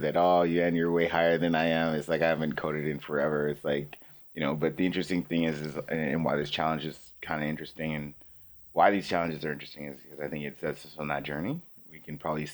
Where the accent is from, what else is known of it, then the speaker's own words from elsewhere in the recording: Canada; we're from Canada